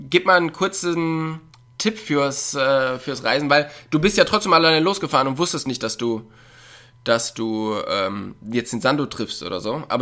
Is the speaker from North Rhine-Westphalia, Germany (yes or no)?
yes; North Rhine-Westphalia, Germany; Und ich komme ja da aus dem Raum Köln oder ähm, auch Ruhrpott. Und da ist man halt immer gleich mit 15, 20 Leuten unterwegs gewesen.